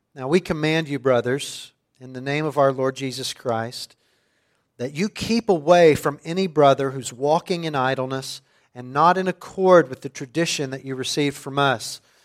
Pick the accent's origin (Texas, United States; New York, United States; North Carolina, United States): Texas, United States; suburban West; for a boy growing up in the Bible Belt of suburban West Texas